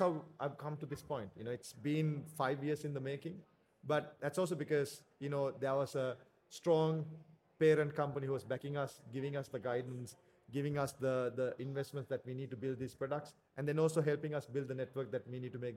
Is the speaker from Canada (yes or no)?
no; Sri Lanka; in Sri Lanka, at least up when I was growing up